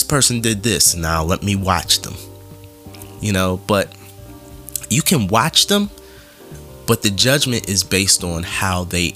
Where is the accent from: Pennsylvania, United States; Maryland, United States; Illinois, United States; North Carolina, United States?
Pennsylvania, United States; Philadelphia; growing up in Philadelphia and having friends in New York and in Jersey and other parts